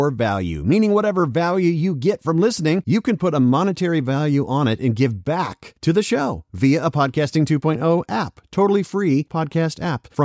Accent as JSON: {"language": "English", "region": "Louisiana", "country": "United States", "said": "Cajun French, actually. I'm from Louisiana"}